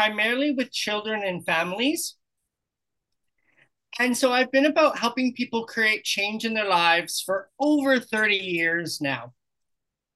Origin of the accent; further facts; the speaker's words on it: British Columbia, Canada; moved away as an adult; also born or lived in Sydney, Australia / Kamloops, British Columbia; now in Playa del Carmen, Mexico; I'm from Canada originally.